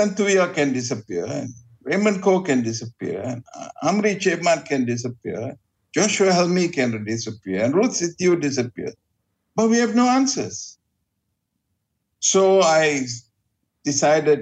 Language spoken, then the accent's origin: English; Sungai Petani, Kedah, Malaysia; now in Petaling Jaya, Malaysia; I'm originally from Sungai Petani, this is home.